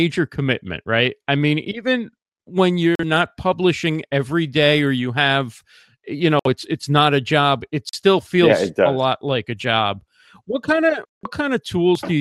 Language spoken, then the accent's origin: English; New York area, United States; growing up in the New York area